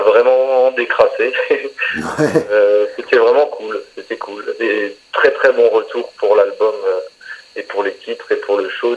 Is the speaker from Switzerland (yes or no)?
no; Alsace, Grand Est, France; on vient d'Alsace, quand je me balade chez nous, j'habite en campagne